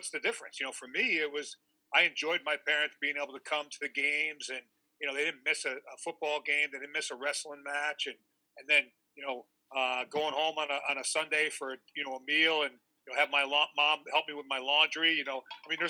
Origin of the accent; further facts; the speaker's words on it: Connecticut, United States; growing up in Connecticut.